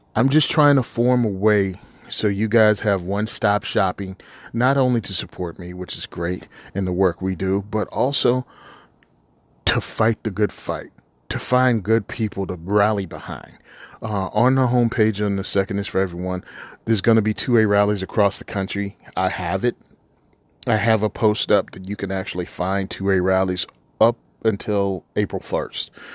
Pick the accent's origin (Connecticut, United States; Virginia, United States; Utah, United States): Virginia, United States; I was born and raised in Virginia.